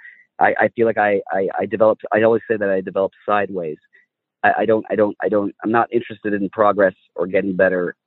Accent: California, United States; I was raised in California my entire life. I still live here

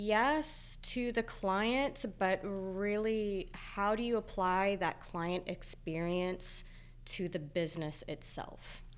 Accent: Georgetown, Texas, United States; Yeah, Georgetown, Texas, my hometown.

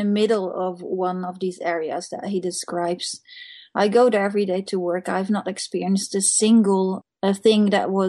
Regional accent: Netherlands; now in Norway; I'm from Holland

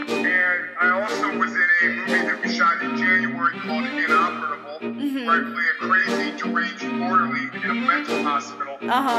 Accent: Mansfield, Ohio, United States; I am from Mansfield, Ohio. It's a nice place to visit, but it's a place you really don't want to live. And I also still live here. Born and raised here. I have a sister and a brother that still live here

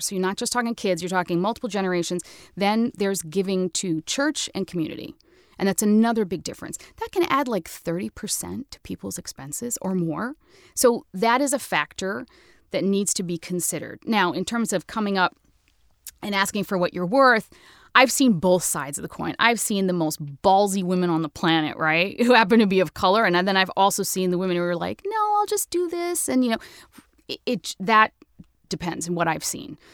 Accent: United States; I'm American as apple pie

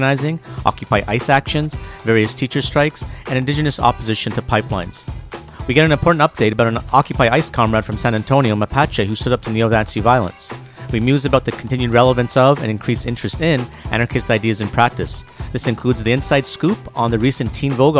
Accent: Canada; also born or lived in Montreal / Toronto; I'm one of those Canadians

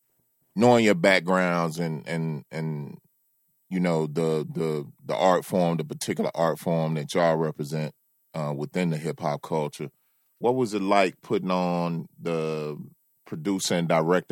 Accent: Memphis, Tennessee, United States; moved away as an adult; now in Atlanta, United States; I live in Atlanta and shit is fly. It's a lot of beautiful women out here, blah, blah, blah. But at the end of the day, I want you to know I'm from Memphis. I'm not one of these goof ass Atlanta motherfuckers.

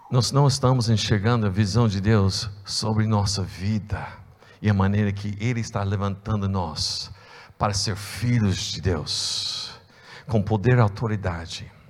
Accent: United States; É, eu sou estrangeiro duas vezes. É, eu, tenho, eu, tenho, eu sou americano né?

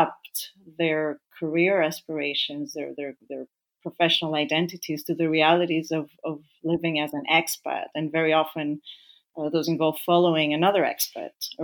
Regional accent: Greece; moved away as an adult; also born or lived in Africa / Vienna, Austria; now in Zurich, Switzerland; I was born in Africa, but I'm of Greek parents. So I grew up in Greece after the age of 4

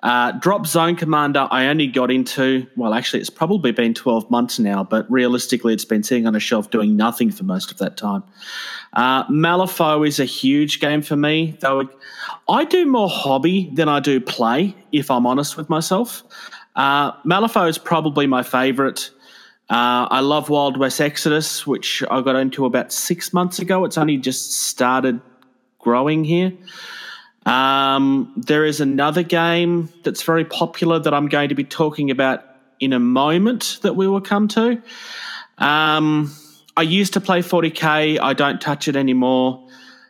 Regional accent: Melbourne, Victoria, Australia; I'm from Melbourne, Australia

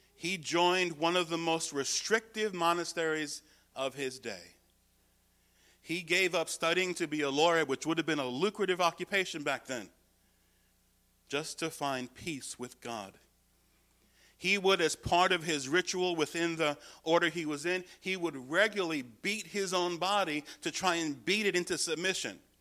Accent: United States; my salvation is not in being an American

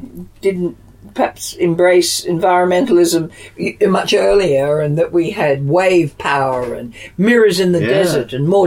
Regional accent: Australia; now in London, United Kingdom; as an Australian

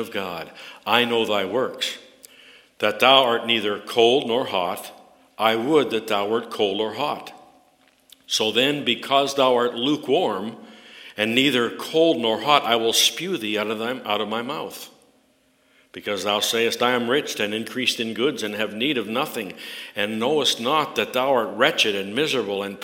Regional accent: Canada; I'm a Canadian through and through

